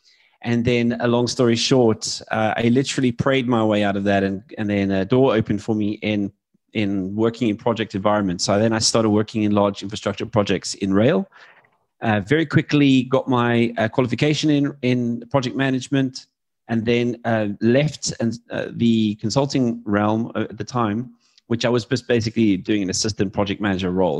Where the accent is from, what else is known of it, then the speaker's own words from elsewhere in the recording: South Africa; moved away as an adult; now in United Kingdom; I was born in South Africa.